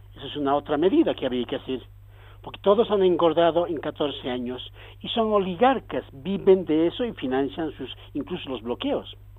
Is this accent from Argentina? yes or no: no; Bolivia; yo soy boliviano